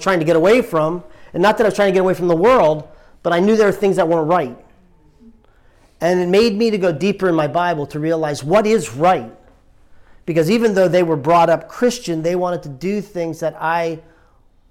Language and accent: English; New Jersey, United States; moved away as an adult; also born or lived in Richmond, Virginia; now in Delaware, United States; I grew up actually in New Jersey.